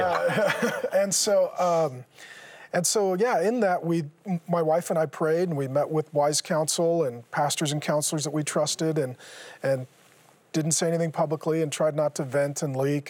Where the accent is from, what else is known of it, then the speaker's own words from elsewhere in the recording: Seattle, Washington, United States; I grew up in Seattle